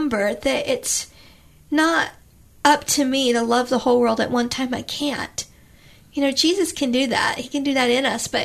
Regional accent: Florida, United States; moved away; I grew up in Florida on the beach

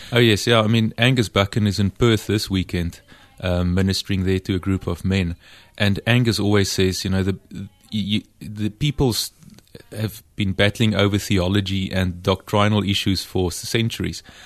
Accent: Free State, South Africa; the environment where I grew up in the Free State back then

